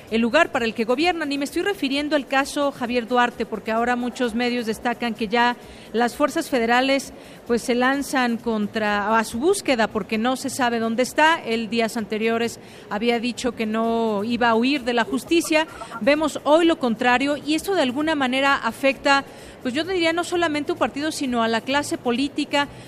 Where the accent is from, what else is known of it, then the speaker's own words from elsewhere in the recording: Mexico; este tema que seguimos muy pendientes como ciudadanos, como mexicanos